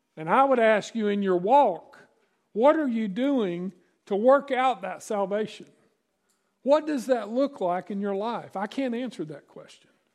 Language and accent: English; East Tennessee, United States; also born or lived in Virginia; I grew up in East Tennessee and, and the mountains of, uh, Virginia.